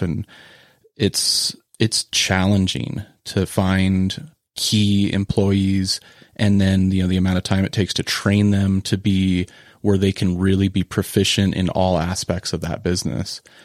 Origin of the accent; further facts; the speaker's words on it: Cañon City, Colorado, United States; I started volunteering, um, I think at eleven at a mixed animal practice in Colorado where I was, where I grew up in Canyon City